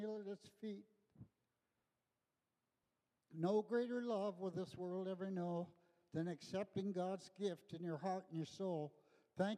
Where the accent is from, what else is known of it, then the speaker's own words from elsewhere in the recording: Los Angeles, California, United States; I grew up in Los Angeles in the 60s.